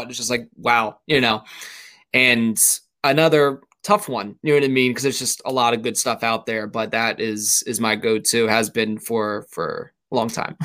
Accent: suburbs of Philadelphia, Pennsylvania, United States; always lived in Pennsylvania, uh, born uh, technically in Philadelphia, but always grew up in the suburbs of, of Philadelphia

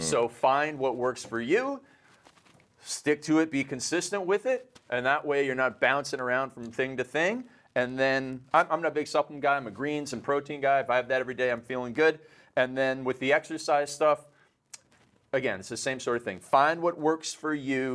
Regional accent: Canada; I'm Canadian

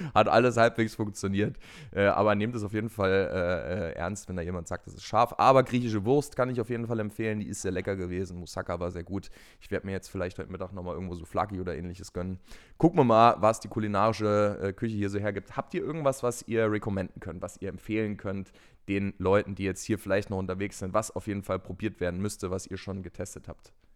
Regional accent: Frankfurt, Hesse, Germany; wo ich herkomme, wo ich dann gesagt habe, hier Deutschland, Frankfurt

